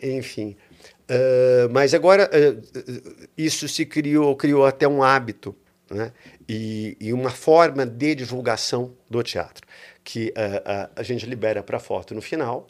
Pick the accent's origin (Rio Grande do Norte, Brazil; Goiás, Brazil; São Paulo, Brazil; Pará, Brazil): São Paulo, Brazil; Eu nasci em São Paulo